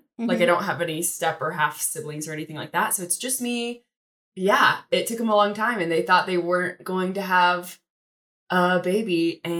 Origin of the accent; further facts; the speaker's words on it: Brighton, Colorado, United States; I grew up in Brighton, Colorado. I'm an only child.